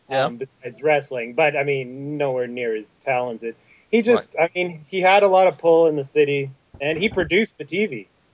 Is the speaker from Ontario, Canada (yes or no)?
no; Calgary, Alberta, Canada; growing up in Calgary